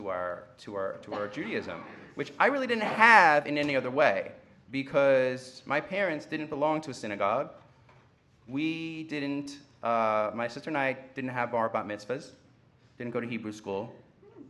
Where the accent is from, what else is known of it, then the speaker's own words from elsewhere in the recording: Great Neck, New York, United States; I grew up in Great Neck, Long Island